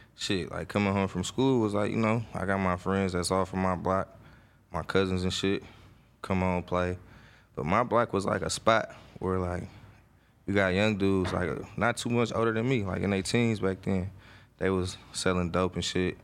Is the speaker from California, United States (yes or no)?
yes; Oakland, California, United States; I'm from Oakland, California, East Oakland to be exact. I grew up in a area, a neighborhood called the Murder Depths